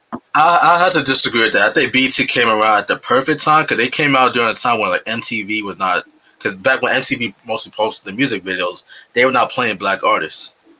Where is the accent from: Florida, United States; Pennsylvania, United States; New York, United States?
New York, United States; New York City; I grew up in New York City, in the South Bronx, and that's like my area